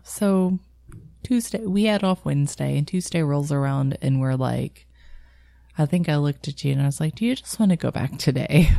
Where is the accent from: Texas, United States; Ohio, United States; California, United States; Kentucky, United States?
Kentucky, United States; Louisville; near where I grew up in Louisville